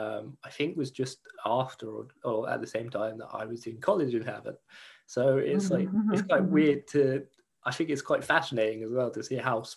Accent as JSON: {"language": "English", "town": "Fareham", "region": "South East England", "country": "United Kingdom", "tie": "born or raised there", "lives_now": "London, United Kingdom", "said": "there was times that I come back from London and visit my hometown again, visit Fareham, and there would be people like because my accent just sounds different."}